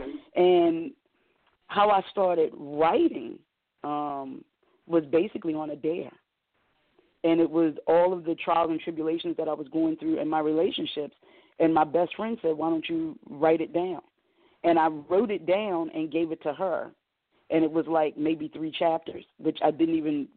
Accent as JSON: {"language": "English", "town": "Arnold", "region": "Maryland", "country": "United States", "tie": "born or raised there", "also_born_or_lived": "Pasadena, Maryland", "said": "I grew up in a small town in Maryland. It was called Arnold. We started out in Arnold, Maryland, then we moved to Pasadena"}